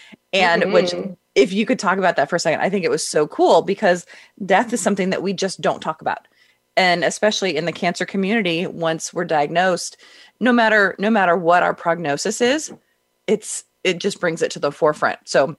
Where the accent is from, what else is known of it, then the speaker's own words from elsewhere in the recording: Simi Valley, California, United States; I grew up in Southern California